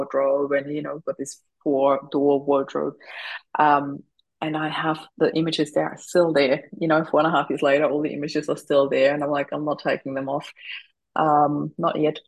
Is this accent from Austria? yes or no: yes; Austria; moved away as an adult; now in Australia; I'm originally from Austria